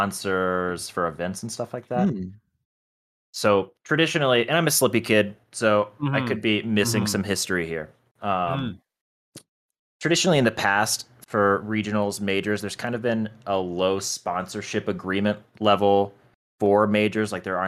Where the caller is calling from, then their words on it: Denver, Colorado, United States; I'm calling in from the beautiful city of Denver, Colorado.